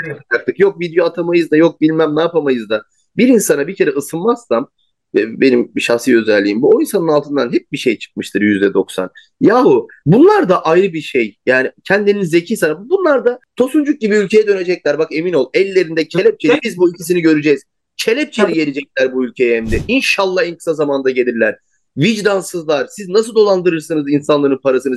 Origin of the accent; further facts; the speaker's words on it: Turkey; iyi ki Türk'üz, iyi ki Türkiye'deyiz.